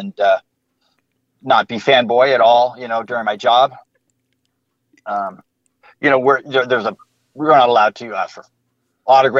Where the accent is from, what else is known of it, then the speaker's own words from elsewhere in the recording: South San Francisco, California, United States; moved away as an adult; also born or lived in Northern Nevada; now in Las Vegas, United States; I grew up in South San Francisco near Candlestick Park